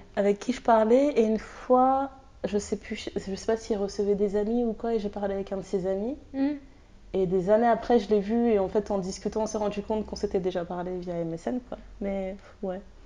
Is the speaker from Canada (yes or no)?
no; France; je suis française